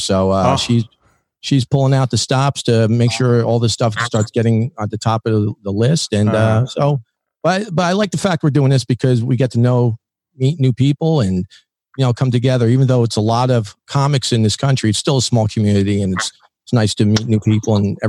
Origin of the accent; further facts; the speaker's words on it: New Jersey, United States; now in Louisville, United States; And actually too, I'm staying here. I'm from Jersey originally, but I'm staying in Louisville, Kentucky.